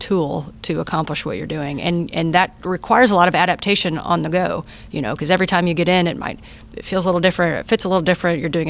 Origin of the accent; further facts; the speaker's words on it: United States; first language English; my first language is English, and I'm from America